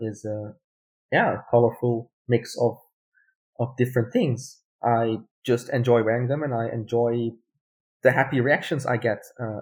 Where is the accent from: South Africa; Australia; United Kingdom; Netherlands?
Netherlands; first language Dutch; English is a second language; moved away as an adult; also born or lived in Belgium; now in Germany; so I was born and raised in the Netherlands. So the language I'm best at is Dutch. But my family have a German background. So like German migration background. I'm also fluent in German.